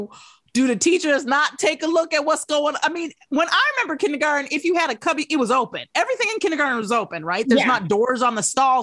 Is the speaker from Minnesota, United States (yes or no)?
no; Michigan, United States; moved away; I'm from Michigan, or I grew up there.